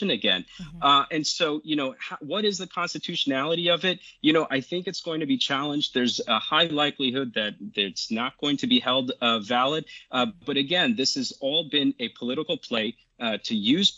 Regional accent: New Jersey, United States; my home state of New Jersey

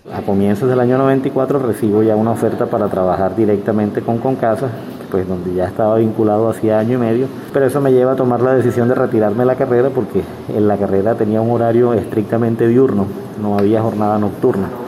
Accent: Barranquilla, Atlántico, Colombia; moved away as an adult; also born or lived in Bogotá; now in Sincelejo, Colombia; soy bogotano, nacido en Bogotá, viví solo tres años allá, educado en Barranquilla, lasallista y vivo en Cincelejo desde el año 91

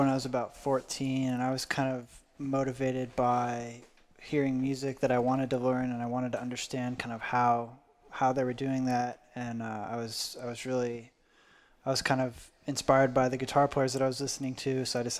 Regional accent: Omaha, Nebraska, United States; moved away as an adult; now in Denton, United States; So I'm originally from Omaha, Nebraska. So I came to UNT in 2017

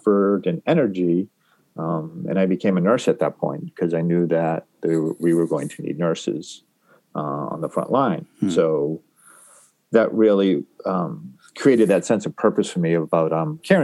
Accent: New England, United States; moved away as an adult; I grew up in New England and motorcycles were not part of my family.

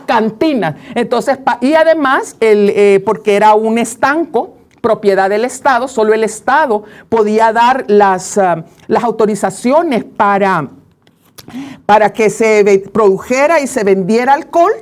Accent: El Salvador; así somos los salvadoreños

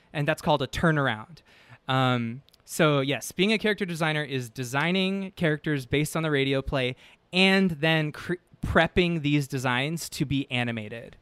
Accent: San Francisco, California, United States; moved away as an adult; now in Los Angeles, United States; I'm from San Francisco initially

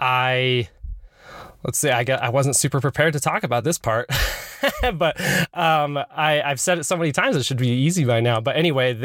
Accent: Utah, United States; also born or lived in Salt Lake City, Utah; I was born in Salt Lake, but raised in Utah County

